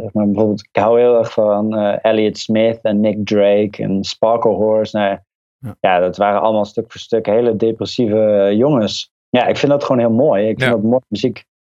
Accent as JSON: {"language": "Dutch", "region": "North Brabant", "country": "Netherlands", "tie": "born or raised there", "said": "Ik ben opgegroeid in Brabant in een dorpje."}